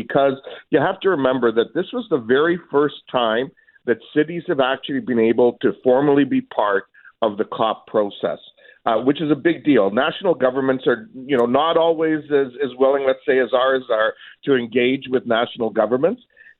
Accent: Kitchener, Ontario, Canada; also born or lived in Croatia / Winnipeg / Hamilton; I was actually born in Croatia and immigrated as a little boy to Canada, and we've been here. It was two when we immigrated to Canada. I lived in Winnipeg and Hamilton for a while, and been here since grade six.

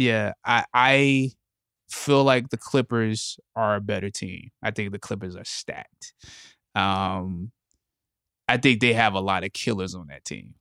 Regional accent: Anderson, South Carolina, United States; I'm from Anderson, South Carolina

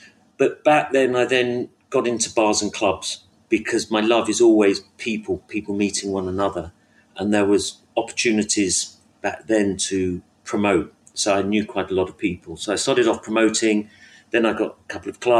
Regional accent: London, United Kingdom; I was brought up in North London

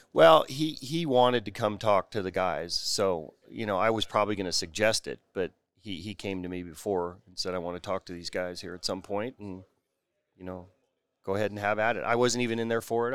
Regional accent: Bay Area, California, United States; I grew up in the Bay Area

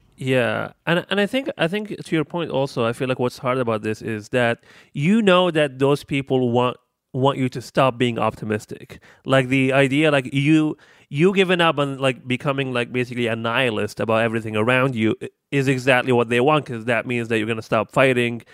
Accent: Libya; moved away as an adult; I am thirty-one years old, and I am from Libya, and I've been here for seven years.

